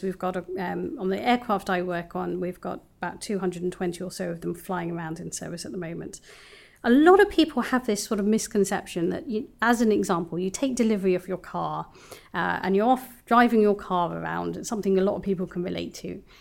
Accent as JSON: {"language": "English", "region": "London", "country": "United Kingdom", "tie": "born or raised there", "also_born_or_lived": "Bristol", "moved": "as an adult", "said": "I was born and bred in London"}